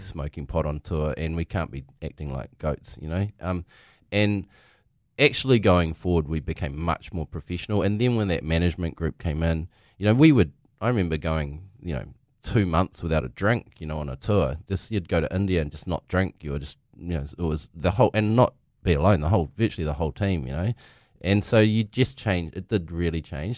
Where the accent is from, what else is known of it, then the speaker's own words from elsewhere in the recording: Dargaville, Northland, New Zealand; I grew up in Dargaville